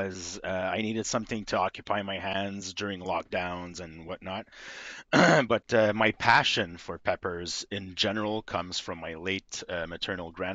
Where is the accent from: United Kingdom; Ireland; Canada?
Canada; Quebec; I'm from Quebec, Canada. I've been here my whole life